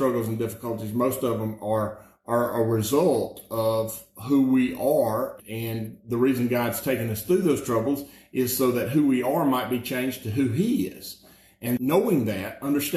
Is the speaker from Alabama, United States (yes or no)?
yes; Alabama, United States; I'm just from Alabama